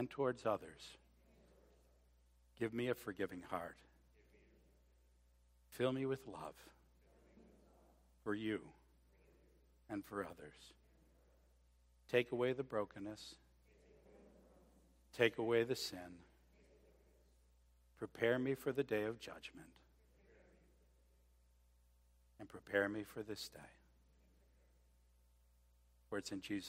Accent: Scotland, United Kingdom; I'm actually Scottish, not Irish.

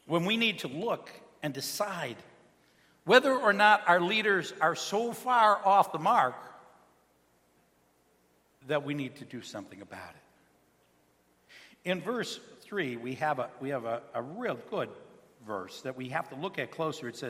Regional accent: United States; I am an American. I was raised as an American

